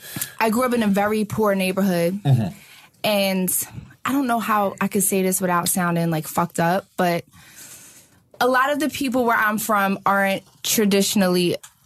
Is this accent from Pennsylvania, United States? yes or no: yes; Philadelphia, Pennsylvania, United States; I'm from Broad and Ellsworth. And they're like, nah, you're not like from there. I'm like, yo, I was born and raised in Broad and Ellsworth.